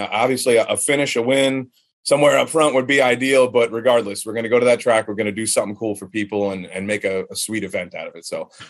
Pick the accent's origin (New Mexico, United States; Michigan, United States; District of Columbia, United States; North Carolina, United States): North Carolina, United States; the people in the area of Kannapolis, North Carolina. You know, it's my home state